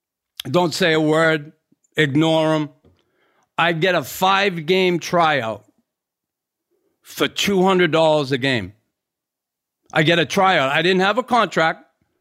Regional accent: Boston, Massachusetts, United States; Remember, I grew up in Boston.

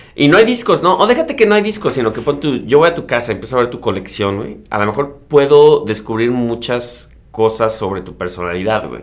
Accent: Mexico; yo digo de México

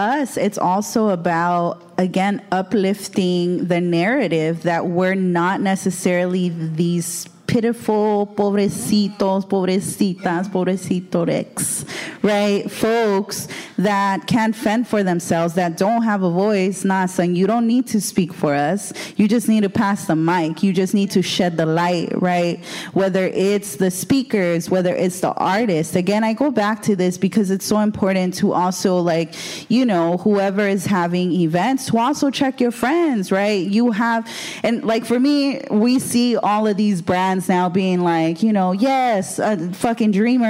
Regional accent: Los Angeles, California, United States; I'm from Boyle Heights.

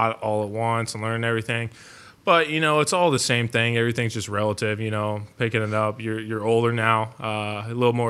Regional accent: Nebraska, United States; moved away; growing up in Nebraska

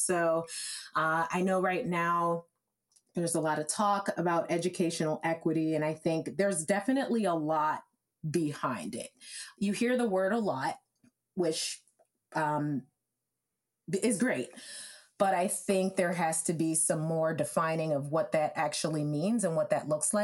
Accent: Evanston, Illinois, United States; being from where I'm from Evanston, Illinois, and it's a fantastic place

